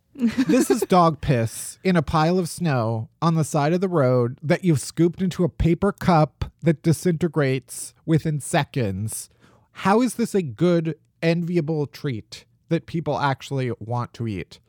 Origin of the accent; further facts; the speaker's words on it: outside of Chicago, Illinois, United States; I'm from outside of Chicago